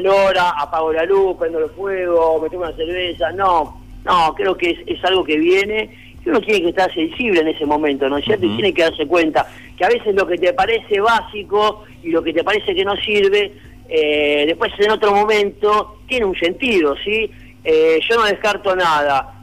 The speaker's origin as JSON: {"language": "Spanish", "town": "Quilmes", "region": "Buenos Aires Province", "country": "Argentina", "said": "Una banda de música de Quilmes, conformada por amigos que somos de Quilmes también"}